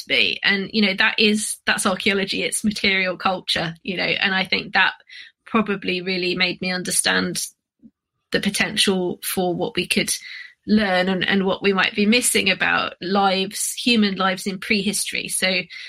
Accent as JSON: {"language": "English", "region": "London", "country": "United Kingdom", "tie": "born or raised there", "said": "I grew up in London, so there's sort of urban archaeology there."}